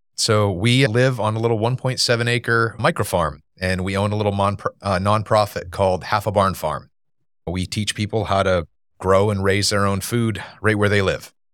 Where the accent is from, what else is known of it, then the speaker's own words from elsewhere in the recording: Maine, United States; moved away as an adult; now in Wake Forest, United States; we're originally from Maine.